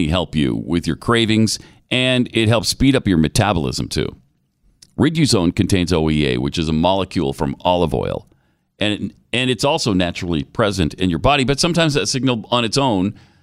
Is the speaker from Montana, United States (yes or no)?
yes; Helena, Montana, United States; of Helena, son of Joseph